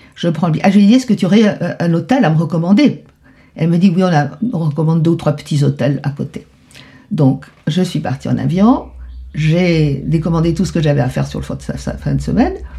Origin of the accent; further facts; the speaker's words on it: Buenos Aires, Argentina; moved away as an adult; partie de Buenos Aires en pleurant hmm. dans la voiture tout le temps. C'était déchirant parce que je voulais pas laisser mon pays.